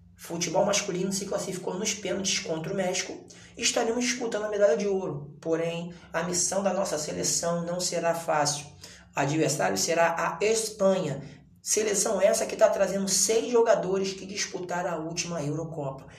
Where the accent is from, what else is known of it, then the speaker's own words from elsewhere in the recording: Brazil; nós somos brasileiros